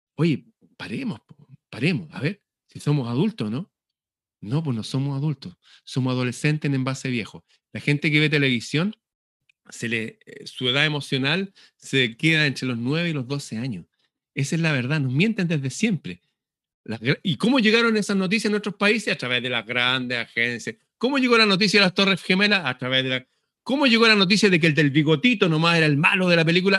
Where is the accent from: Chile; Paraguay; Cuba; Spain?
Chile; Acá en Chile